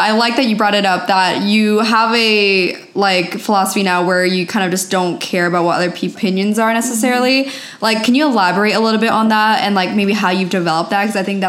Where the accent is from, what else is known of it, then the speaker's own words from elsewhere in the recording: East Coast, United States; now in California, United States; I'm originally from the East Coast and I moved out to California about 4.5 years ago.